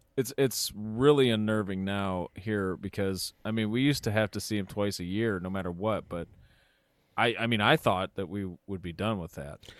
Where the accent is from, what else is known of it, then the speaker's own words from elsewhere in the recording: Cleveland, Ohio, United States; we're from Cleveland